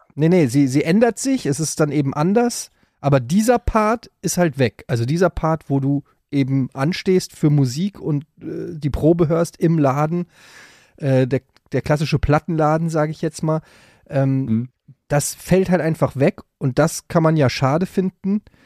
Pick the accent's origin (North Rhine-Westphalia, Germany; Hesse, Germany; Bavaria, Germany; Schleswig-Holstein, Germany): Hesse, Germany; Frankfurt; in Frankfurt gab, wo ich groß geworden bin an der Ecke